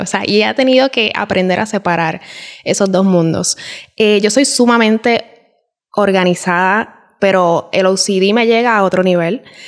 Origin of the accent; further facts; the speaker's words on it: Puerto Rico; moved away as an adult; En Puerto Rico estamos acostumbrados, por lo menos mi familia, a estar siempre en Yuntá